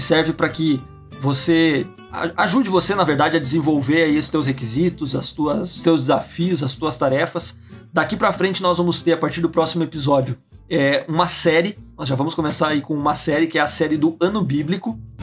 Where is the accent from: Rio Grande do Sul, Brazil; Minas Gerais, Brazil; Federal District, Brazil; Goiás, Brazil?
Rio Grande do Sul, Brazil; Santo Ângelo; accent: gaúcho regional dialect (bah, tchê); o nosso sotaque, a forma da gente falar, de vez em quando pode sair uns bah, Bate. uns tchê, mas isso faz parte do nosso dialeto regional aqui.